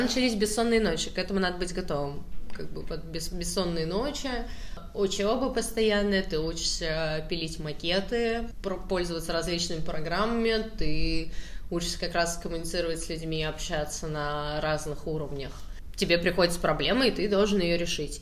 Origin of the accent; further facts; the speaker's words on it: Saratov, Saratov Oblast, Russia; я просто из Саратова